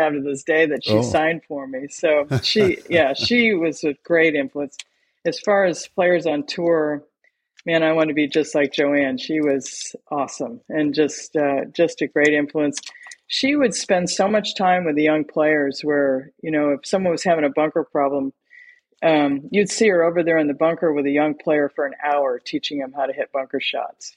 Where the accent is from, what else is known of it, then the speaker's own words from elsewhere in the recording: Michigan, United States; moved away as an adult; also born or lived in Columbus, Ohio; where I grew up in Michigan